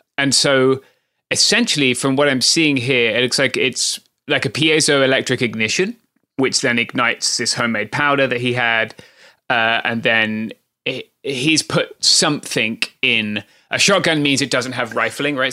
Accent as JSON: {"language": "English", "country": "United Kingdom", "accent": "British", "moved": "yes", "lives_now": "Southern California, United States", "said": "I'm British, if that had not been made abundantly clear by my accent"}